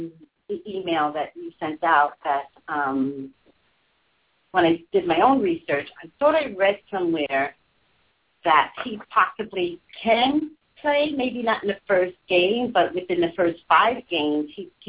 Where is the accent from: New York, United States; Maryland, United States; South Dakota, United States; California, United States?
New York, United States; moved away; I grew up with the Giants, being that I'm from New York.